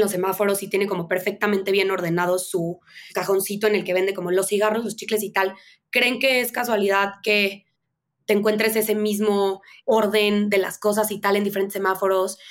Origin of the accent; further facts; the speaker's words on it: Veracruz, Mexico; moved away as an adult; also born or lived in Mexico City; yo crecí en Veracruz